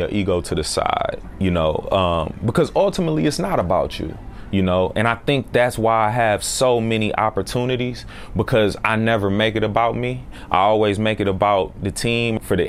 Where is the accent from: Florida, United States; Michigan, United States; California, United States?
Michigan, United States; Ann Arbor; I grew up, you know, watching the Lions. I'm from Michigan